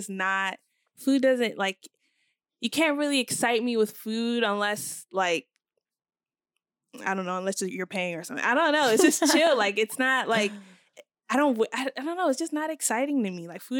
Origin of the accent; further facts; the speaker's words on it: Nigeria; in terms of, like, how I view myself as a Nigerian woman, since I don't cook, I don't know much about Nigerian foods.